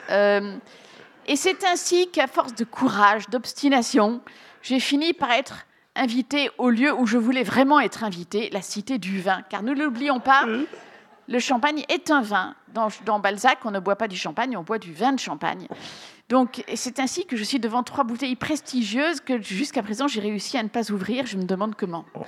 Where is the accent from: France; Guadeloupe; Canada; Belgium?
Belgium